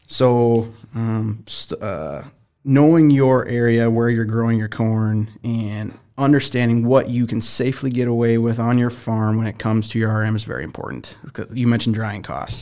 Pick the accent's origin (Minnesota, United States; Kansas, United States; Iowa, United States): Minnesota, United States; I'm from the Great White North, Minnesota